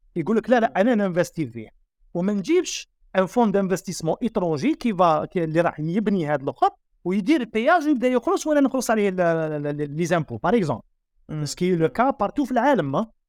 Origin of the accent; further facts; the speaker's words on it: Algeria; عندنا في الجزائر